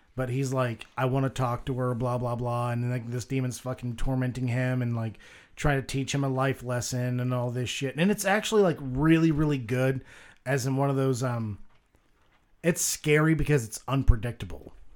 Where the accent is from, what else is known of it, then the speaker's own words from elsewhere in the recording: the South, United States; I was raised in the South